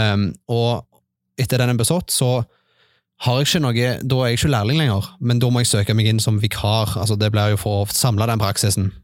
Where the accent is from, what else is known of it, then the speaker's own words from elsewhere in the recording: Stavanger, Rogaland, Norway; moved away as an adult; now in Bryne, Norway; Jeg er fra Stavanger. Eh, jeg flytta til Bryne for ca. to år siden.